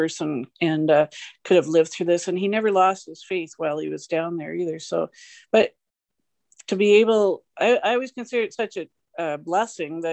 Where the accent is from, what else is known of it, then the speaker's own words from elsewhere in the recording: Canada; accent: Canadian; also born or lived in Victoria County; I'm a Canadian. As soon as I talk, they hear my accent.